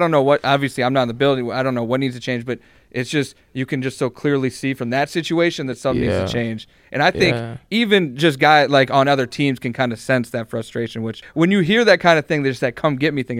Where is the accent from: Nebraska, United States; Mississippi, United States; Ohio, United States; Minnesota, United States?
Ohio, United States; Cleveland; So, we mentioned I'm a Browns fan. I'm from Cleveland.